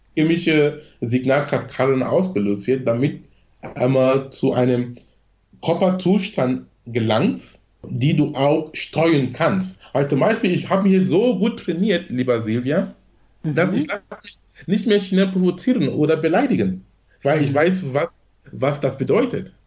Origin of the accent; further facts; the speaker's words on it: Cameroon; German is a second language; moved away as an adult; now in Germany; ich bin gebürtiger Kameruner